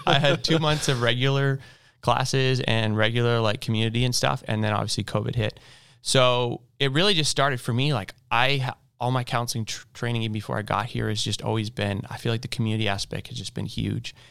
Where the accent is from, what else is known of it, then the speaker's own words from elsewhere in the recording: Boise, Idaho, United States; now in Louisville, United States; I am from Boise, Idaho.